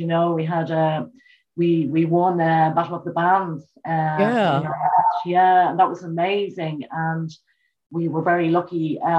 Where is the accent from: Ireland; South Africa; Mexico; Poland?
Ireland; Dublin, Leinster; now in Meath, Ireland; I was born in Dublin and in South Dublin. I moved to the countryside, Mead, in County Mead. It's just a neighbouring county.